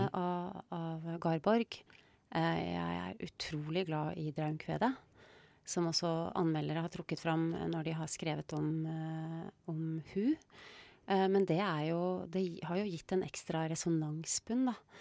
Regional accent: Rjukan, Vestfold og Telemark, Norway; Da jeg vokste opp på Rjukan, så sa jeg hun, jeg sa ikke hun

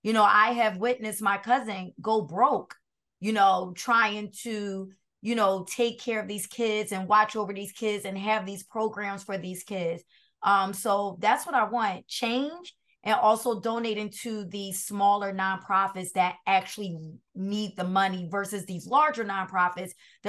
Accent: Brooklyn, New York, United States; And don't tell anyone that because I'm from Brooklyn.

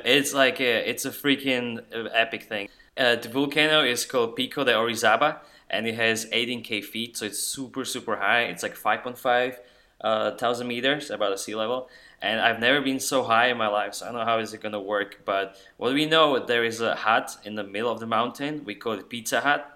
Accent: Slovakia; now in Austin, United States; I'm a dude from Slovakia working now in Austin, Texas for IBM

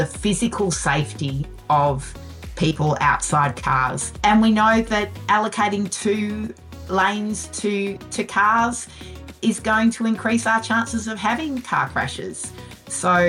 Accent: Melbourne, Victoria, Australia; moved away as an adult; also born or lived in Western Australia / Singapore / Santiago, Chile; now in Vancouver, Canada; I originally grew up in Melbourne, Australia, and I went to university and became a lawyer

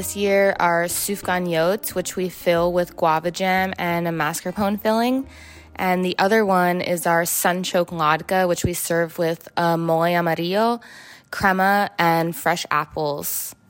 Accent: New York City, New York, United States; I grew up in New York City as an Ashkenazi Jew.

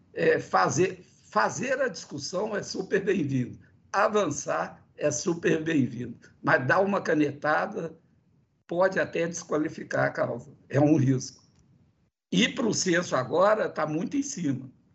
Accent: Minas Gerais, Brazil; eu que sou de Minas Gerais

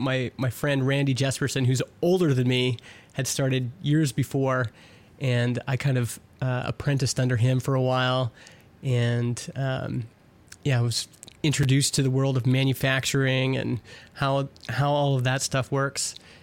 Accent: Edmonton, Alberta, Canada; born there; Yeah, I was born in Edmonton and went for university.

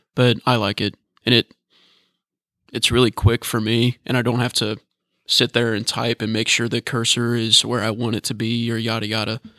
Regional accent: Northern Kentucky, United States; I'm from Northern Kentucky, but it's really the southern part of Northern Kentucky.

